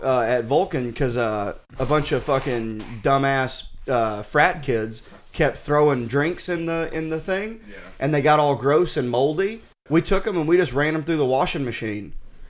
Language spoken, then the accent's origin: English; Arkansas, United States; also born or lived in Boston; now in Austin, United States; Arkansas is beautiful where I grew up, but if you go south from where I grew up, it becomes real flat and not too pretty